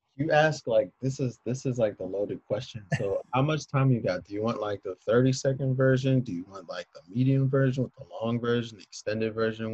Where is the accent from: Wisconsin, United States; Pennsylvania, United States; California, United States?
Pennsylvania, United States; Philadelphia; now in Evanston, United States; I'm a Philadelphian.